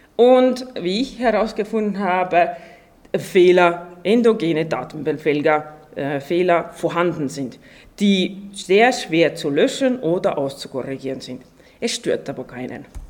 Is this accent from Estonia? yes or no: yes; Estonia; now in Austria; ich komme ja ursprünglich aus Estland